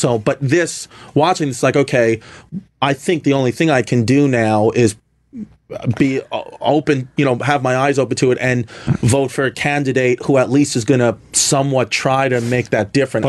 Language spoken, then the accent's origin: English; New York City, New York, United States; I grew up in New York. I grew up here in Brooklyn.